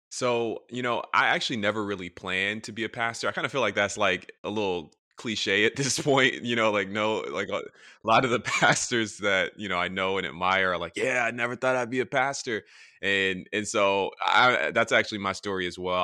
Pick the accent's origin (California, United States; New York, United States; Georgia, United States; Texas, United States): Georgia, United States; Atlanta; moved away as an adult; also born or lived in Tennessee / Michigan; now in Washington, D.C., United States; I'm a pastor in D C, I'm from Atlanta